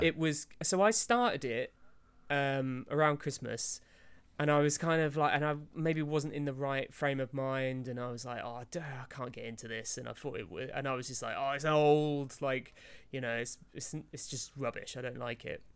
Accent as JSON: {"language": "English", "country": "United Kingdom", "said": "I'm about as British as they come"}